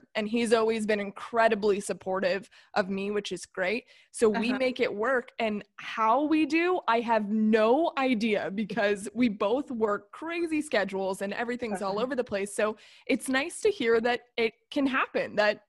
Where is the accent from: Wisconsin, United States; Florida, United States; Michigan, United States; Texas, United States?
Florida, United States; I'm from Florida